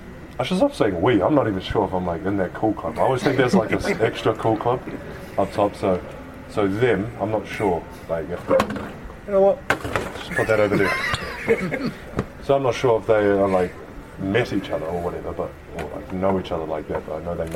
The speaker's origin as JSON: {"language": "English", "country": "New Zealand", "moved": "yes", "said": "I'm from New Zealand."}